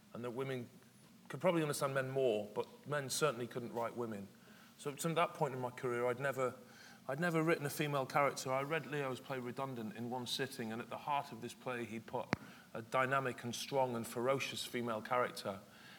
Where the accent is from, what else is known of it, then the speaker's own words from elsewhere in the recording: Stockport, North West England, United Kingdom; moved away; also born or lived in London / Edinburgh / York; a man going back to Stockport, which was my hometown